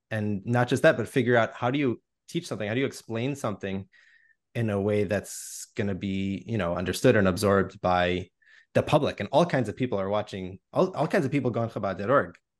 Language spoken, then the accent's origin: English; United States; raised with that view as American Jews